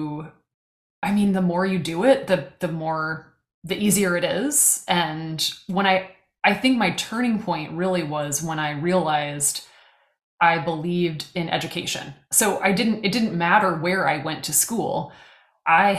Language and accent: English; Missouri, United States; moved away as an adult; now in Kansas, United States; I had to say Missouri, which is just torture in Kansas